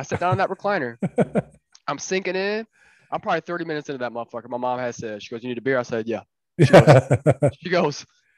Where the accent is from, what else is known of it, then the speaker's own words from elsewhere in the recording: Bowling Green, Ohio, United States; growing up around the Bowling Green area